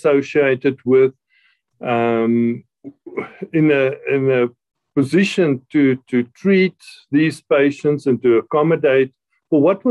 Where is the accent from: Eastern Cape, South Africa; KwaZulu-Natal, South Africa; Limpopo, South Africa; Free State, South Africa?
Free State, South Africa; moved away as an adult; also born or lived in Gauteng / Quebec City, Canada; now in Pretoria, South Africa; I grew up in the Free State.